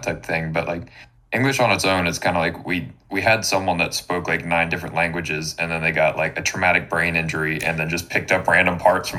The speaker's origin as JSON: {"language": "English", "country": "United States", "said": "we've got a thick enough skin as American people"}